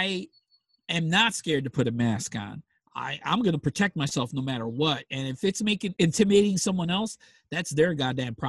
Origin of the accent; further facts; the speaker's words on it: Chicago, Illinois, United States; I was raised in Humboldt Park back in the 80s and 90s